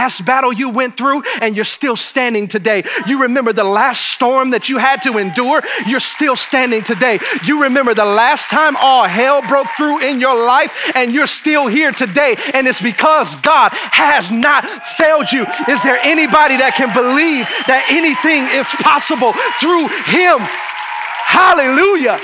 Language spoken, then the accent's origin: English; Detroit, Michigan, United States; now in New Braunfels, United States; I'm from Detroit